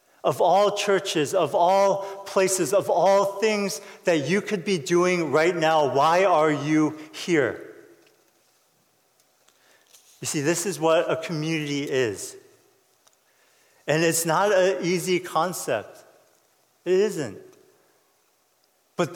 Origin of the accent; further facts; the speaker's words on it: United States; I'm Korean American